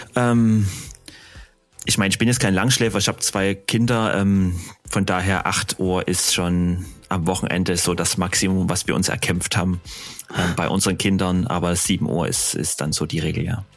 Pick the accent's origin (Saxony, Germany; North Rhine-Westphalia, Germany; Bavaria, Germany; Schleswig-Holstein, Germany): Saxony, Germany; Dresden; ich äh, erstmal aus Deutschland komme und dann aus Dresden